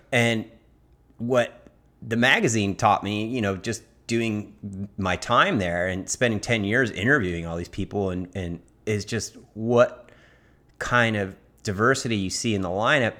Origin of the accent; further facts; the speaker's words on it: Laguna Beach, California, United States; I grew up in Laguna